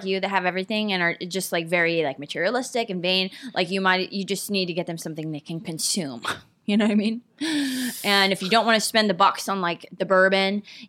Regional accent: San Diego, California, United States; born there; I was born in San Diego.

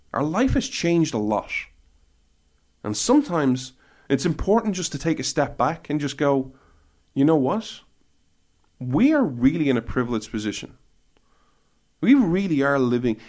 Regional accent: Ireland; When I was growing up in Ireland

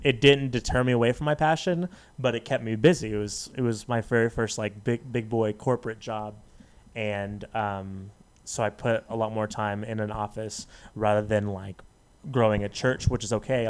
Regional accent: Las Vegas, Nevada, United States; also born or lived in Dallas; I was born in Dallas, but raised in Las Vegas.

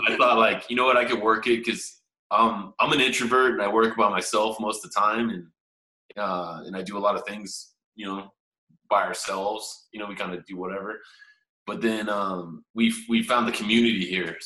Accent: San Jose, California, United States; now in Waco, United States; we're from San Jose, California

